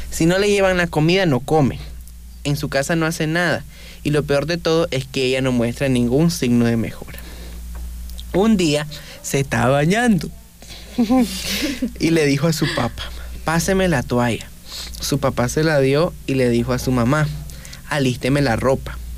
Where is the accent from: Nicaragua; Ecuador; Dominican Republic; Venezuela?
Nicaragua; Chinandega; now in Managua, Nicaragua; Cabe aclarar de que yo vivo en Chinandega, y, o sea, yo soy de Chinandega, pero vivo en Managua.